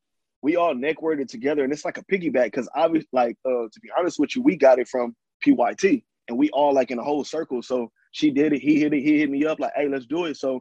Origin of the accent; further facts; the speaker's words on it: California, United States; I'm from Cali